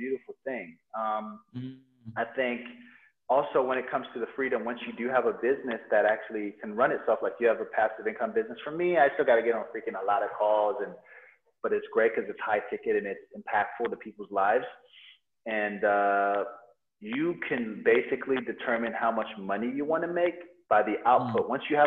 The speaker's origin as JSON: {"language": "English", "country": "United States", "tie": "born or raised there", "also_born_or_lived": "Nigeria", "moved": "as an adult", "lives_now": "Bali, Indonesia", "said": "I grew up in America"}